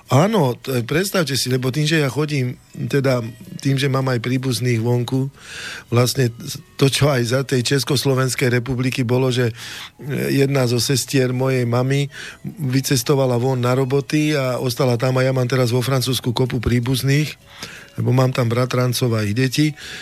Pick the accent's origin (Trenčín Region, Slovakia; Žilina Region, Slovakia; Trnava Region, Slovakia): Trenčín Region, Slovakia; Oslany area, Rudno valley, Nitra region; ja som chlapec z dediny, z Oseči, z takej krásnej oblasti Nitrianskej Rudno, e, Rudňanská dolina pod stražovskou hornatinou